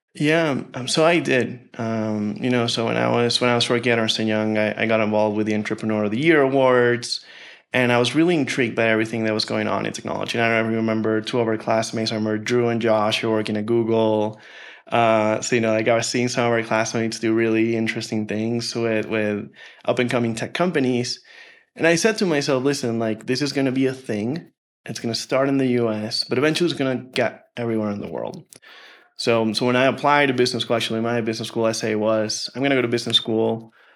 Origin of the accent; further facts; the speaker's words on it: Colombia; English is a second language; moved away as an adult; also born or lived in Colorado Springs, United States / Chicago, United States; I'm from Colombia